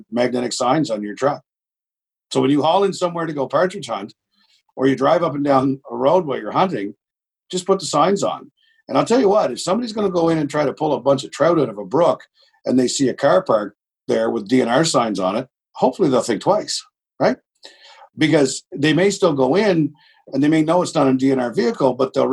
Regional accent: Miramichi, New Brunswick, Canada; I'm a hillbilly from Miramichi

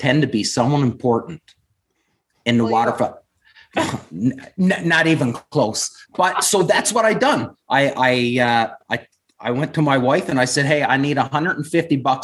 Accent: west coast of Newfoundland, Newfoundland and Labrador, Canada; moved away as an adult; also born or lived in Ontario / New Brunswick; originally from a small town on the west coast of Newfoundland.

